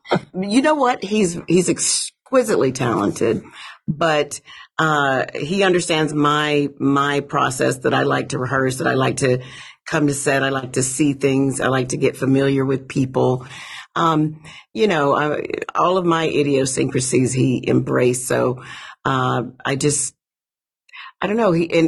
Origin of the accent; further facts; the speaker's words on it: Alabama, United States; I'm from Alabama and there's not a lot of ice.